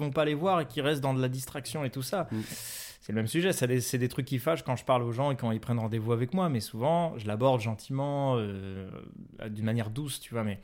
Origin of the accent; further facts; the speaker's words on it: Paris, Île-de-France, France; Parce que je suis parisien et que les parisiens ça souffle.